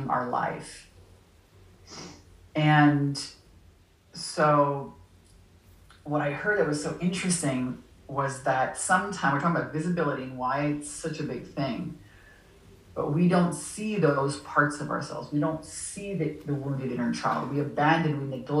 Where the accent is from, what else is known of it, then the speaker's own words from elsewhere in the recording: Canada; moved away; also born or lived in Southern California; I'm from Canada. I'm Canadian originally